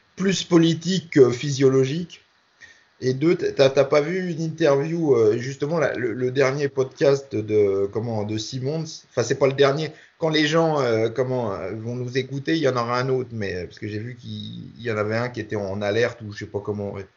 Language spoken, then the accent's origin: French; France; nous, en France